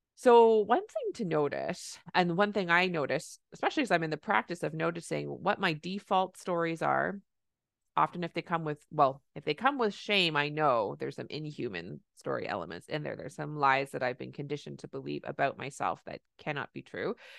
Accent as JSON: {"language": "English", "country": "Canada", "said": "I'm a Canadian family physician"}